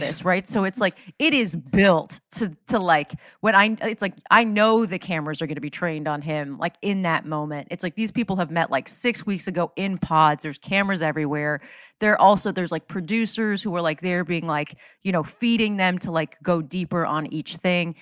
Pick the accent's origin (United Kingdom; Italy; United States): United States; South Florida; I grew up in South Florida